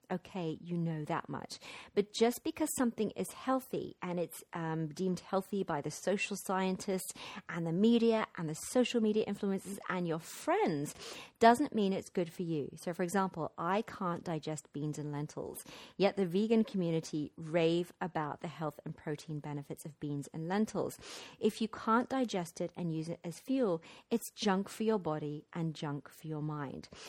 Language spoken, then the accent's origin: English; London, United Kingdom; moved away; my hometown of London.